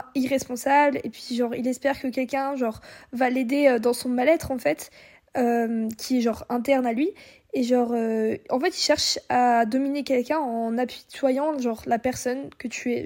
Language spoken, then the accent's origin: French; Brittany, France; on est bretonne